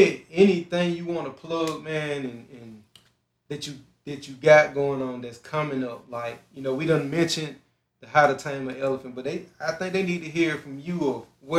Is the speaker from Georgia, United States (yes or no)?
yes; Griffin, Georgia, United States